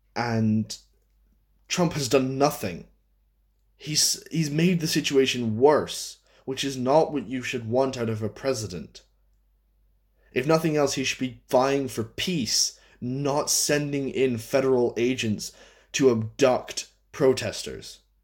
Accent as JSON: {"language": "English", "country": "United States", "said": "I am an American"}